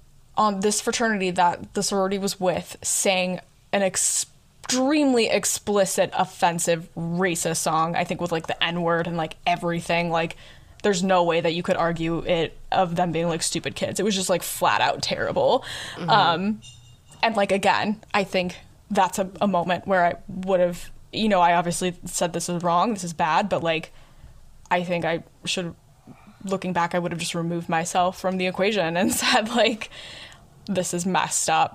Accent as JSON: {"language": "English", "region": "Illinois", "country": "United States", "moved": "yes", "said": "I'm from Illinois"}